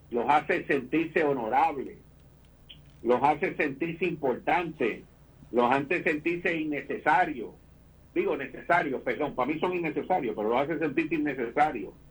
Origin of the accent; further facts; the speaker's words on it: Puerto Rico; nosotros somos tan acomplejados como puertorriqueños